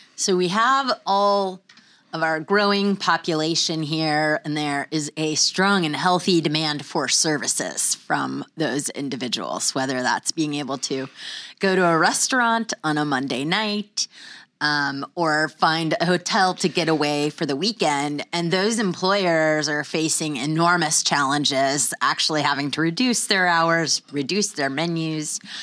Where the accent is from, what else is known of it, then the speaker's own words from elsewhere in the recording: Pensacola, Florida, United States; moved away as an adult; my hometown